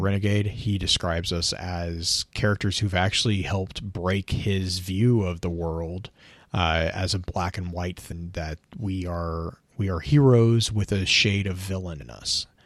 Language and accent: English; United States; me as an American